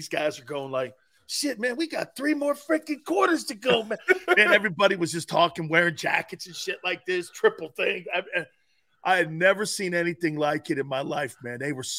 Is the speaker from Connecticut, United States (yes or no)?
yes; Connecticut, United States; moved away; also born or lived in South Florida; I'm from Connecticut